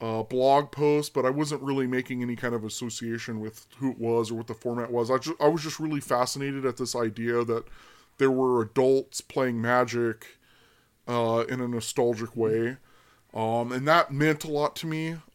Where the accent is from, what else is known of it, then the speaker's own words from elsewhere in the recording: Sacramento, California, United States; also born or lived in Berlin, Germany; I'm originally from Sacramento, California, and I was born and spent much of my early years in Berlin, Germany.